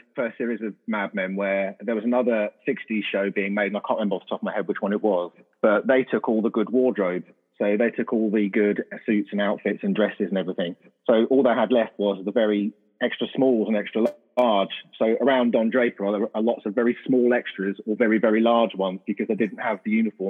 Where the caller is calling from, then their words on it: Huntingdon, East of England, United Kingdom; I am in Huntingdon, which is in between. I always tell people it's near Cambridge, but it's edging closer to Peterborough, really, but in the middle there.